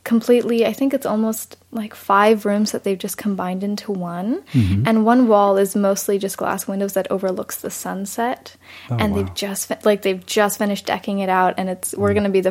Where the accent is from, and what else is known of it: San Diego, California, United States; born or raised there; also born or lived in Germany